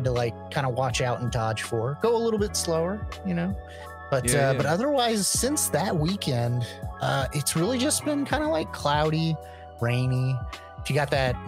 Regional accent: Midwest, United States; growing up in the Midwest, we had all four seasons

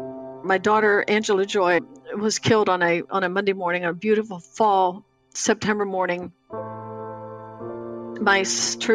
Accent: Lancaster County, Pennsylvania, United States; I grew up in an Amish home in Lancaster County, Pennsylvania.

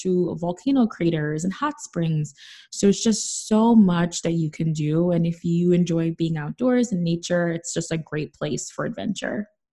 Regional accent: New York City, New York, United States; I'm from the Bronx.

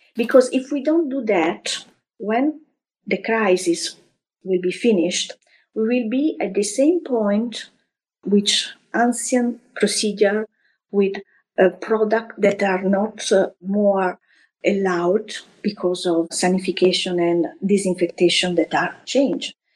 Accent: Florence, Tuscany, Italy; now in France; I grew up in Florence, where I was born almost a century ago.

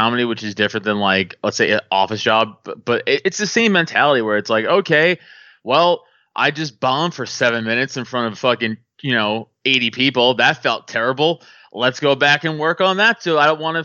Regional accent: New York City, New York, United States; And I'm from New York. I'm from Staten Island

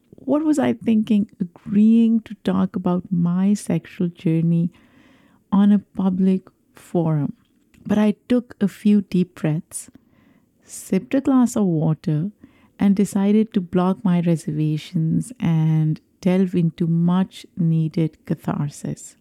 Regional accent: Pakistan; a young Muslim girl growing up in Pakistan

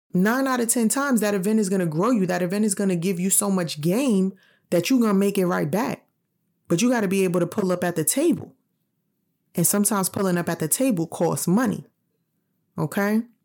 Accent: New York City, New York, United States; moved away; I'm originally from New York City. I know that if I still lived in New York, I'd be renting

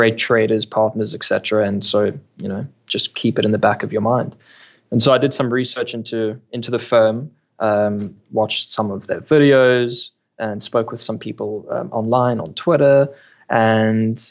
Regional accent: Cape Town, Western Cape, South Africa; Born and raised in Cape Town, South Africa, went to school here, studied here

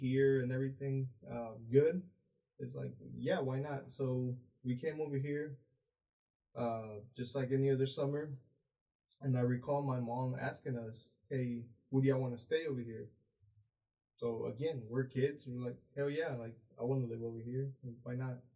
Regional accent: San Luis Potosí, Mexico; also born or lived in Houston, Texas; now in Bryan, United States; born in Houston, raised in Mexico

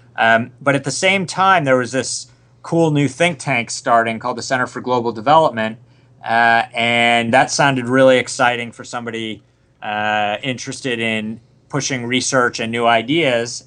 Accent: Rochester, New York, United States; moved away as an adult; also born or lived in Boston; I was a suburban middle class kid from uh, Rochester, New York

